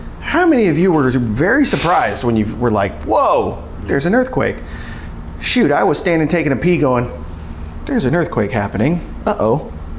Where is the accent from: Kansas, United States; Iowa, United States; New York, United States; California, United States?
California, United States; I came from California, so I knew all about earthquakes.